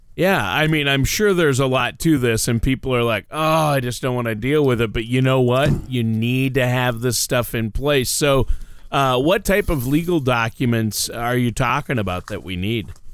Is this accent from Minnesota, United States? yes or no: yes; Minnesota, United States; moved away; I'm from Minnesota